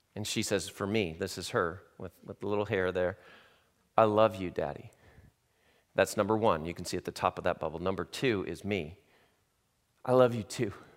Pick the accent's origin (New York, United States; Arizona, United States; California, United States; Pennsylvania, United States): California, United States; Southern; moved away; I'm from Southern California